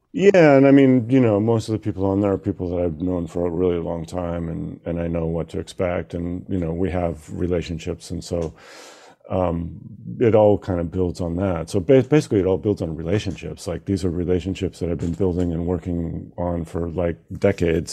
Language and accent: English; Seattle, Washington, United States; we're both from Seattle